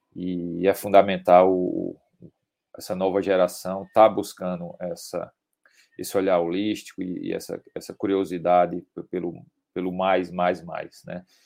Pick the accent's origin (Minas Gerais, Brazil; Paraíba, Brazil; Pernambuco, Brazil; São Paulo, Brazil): Paraíba, Brazil; Campina Grande; eu sou paraibano, é, natural de, de Campina Grande